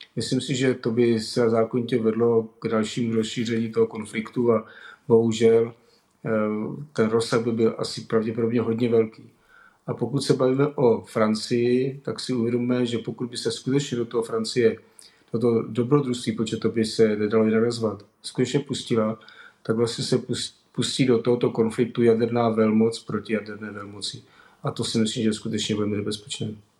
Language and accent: Czech; Czechia; my jako Češi